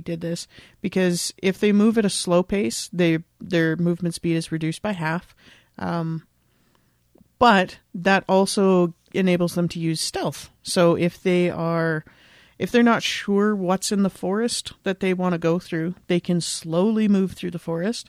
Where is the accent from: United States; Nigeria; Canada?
Canada; because I'm Canadian. So I'm mostly used to working with like kilometers and stuff.